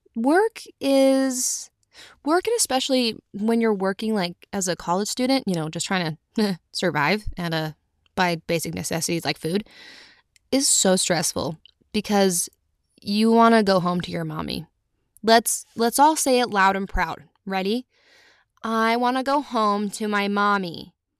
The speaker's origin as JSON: {"language": "English", "region": "Utah", "country": "United States", "said": "I'm from Utah"}